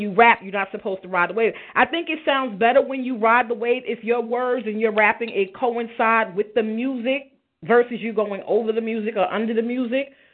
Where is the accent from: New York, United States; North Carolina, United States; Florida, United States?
New York, United States; New York City; I'm from Brownsville, born and raised